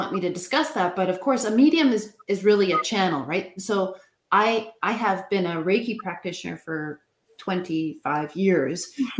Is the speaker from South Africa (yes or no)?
no; Canada; we'll go to a hockey game, because of course we're Canadian